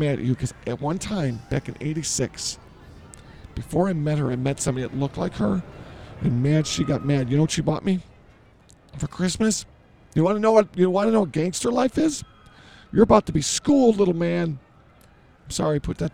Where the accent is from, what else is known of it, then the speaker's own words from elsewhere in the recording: Chicago, Illinois, United States; I grew up in Chicago.